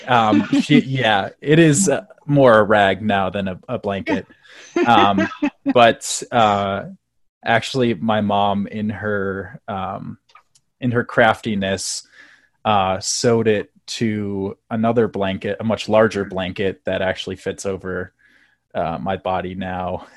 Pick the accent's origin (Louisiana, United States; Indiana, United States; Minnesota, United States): Indiana, United States; South Bend; moved away as an adult; now in Colorado, United States; I'm originally from South Bend, Indiana, uh, which is uh, probably the greatest town in the world